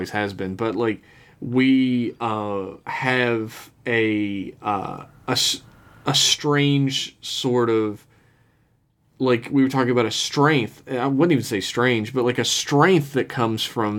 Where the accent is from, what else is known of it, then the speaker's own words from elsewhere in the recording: United States; our entire country is built on it was built on slavery